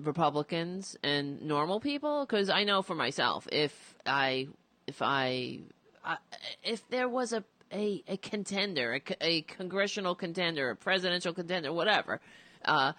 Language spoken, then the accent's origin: English; United States; as an American